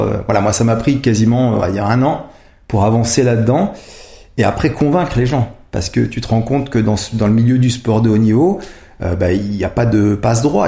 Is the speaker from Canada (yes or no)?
no; Savoie, Modane, then Albertville, Auvergne-Rhône-Alpes, France; now in Grenoble, France; j'ai vécu toujours dans la montagne. Donc j'ai vécu euh, quand j'étais jeune euh, en Savoie, à Modane, ensuite à Albertville